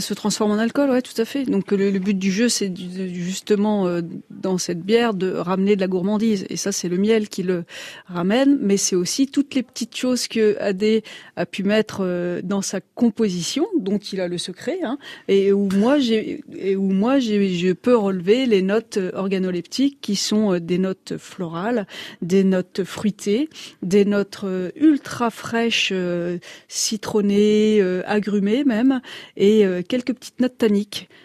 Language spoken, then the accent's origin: French; the North, France; moved away; also born or lived in Chablis; je suis certes originaire du Nord